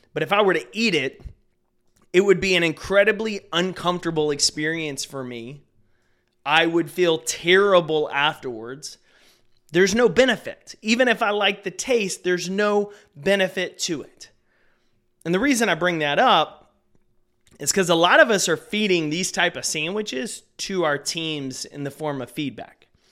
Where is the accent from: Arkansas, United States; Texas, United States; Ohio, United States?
Texas, United States; I grew up here in Texas